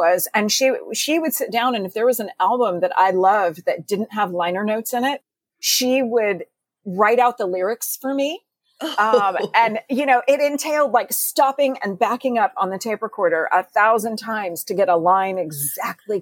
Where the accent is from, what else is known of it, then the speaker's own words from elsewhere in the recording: Texas, United States; I was growing up in Texas